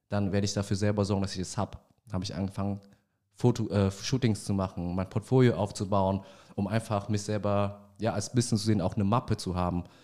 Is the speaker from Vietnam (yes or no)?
yes; Vietnam; Ich bin 31 Jahre alt, gebürtiger Vietnamese